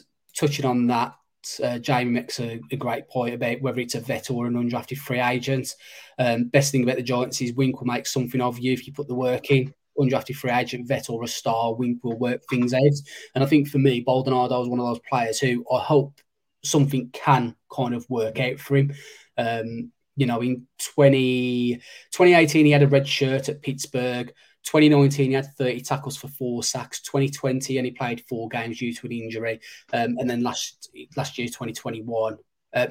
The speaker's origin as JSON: {"language": "English", "area": "Black Country", "region": "West Midlands", "country": "United Kingdom", "accent": "Black Country", "said": "my Black Country accent"}